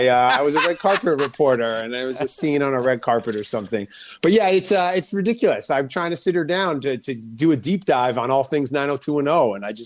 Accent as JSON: {"language": "English", "town": "New York City", "region": "New York", "country": "United States", "tie": "born or raised there", "said": "Oh, I grew up in New York City."}